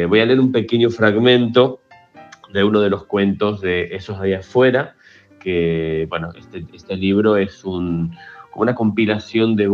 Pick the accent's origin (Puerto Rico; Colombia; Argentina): Argentina; now in Barcelona, Spain; eh, soy un escritor argentino que bueno, reside en Barcelona hace casi 20 años